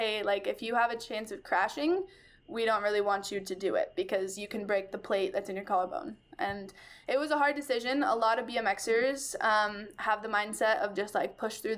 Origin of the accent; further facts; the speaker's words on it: Bend, Oregon, United States; I was born and raised in Bend, small town